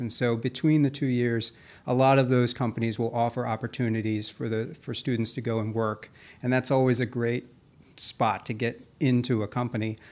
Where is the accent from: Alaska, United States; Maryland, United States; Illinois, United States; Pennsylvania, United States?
Maryland, United States; Carroll County; moved away as an adult; also born or lived in Virginia / Boston / New York; I grew up out in, uh, Carroll County